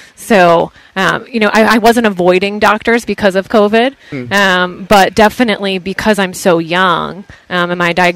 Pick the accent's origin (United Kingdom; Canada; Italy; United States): United States; New Haven, Connecticut; I'm from the New Haven area, so New York was in shouting distance.